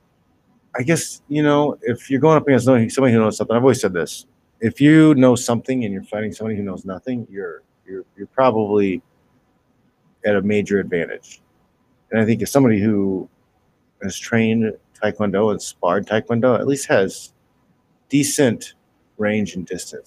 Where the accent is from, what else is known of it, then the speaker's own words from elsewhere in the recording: Midwest, United States; I grew up in the Midwest